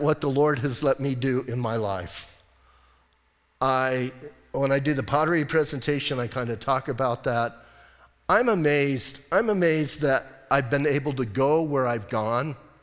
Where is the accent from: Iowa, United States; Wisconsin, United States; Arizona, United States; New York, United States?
Arizona, United States; Bisbee; now in Sierra Vista, United States; I'm from Bisbee. We in Bisbee, hey, when I was growing up, we thought, you know, if we got outside that tunnel and got to Tucson, that was a big deal